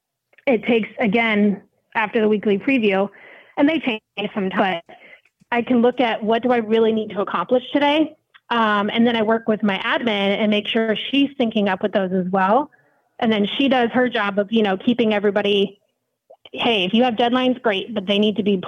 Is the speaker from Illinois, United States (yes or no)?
no; Sarasota, Florida, United States; I am from Sarasota, Florida